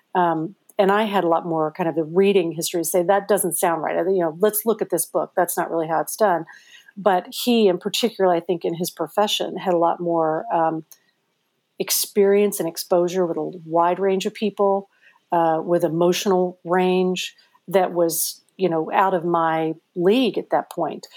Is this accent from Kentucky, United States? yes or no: yes; Madisonville, Kentucky, United States; also born or lived in Cape Girardeau, Missouri / Parma, Missouri / Switzerland; I feel like I grew up in Kentucky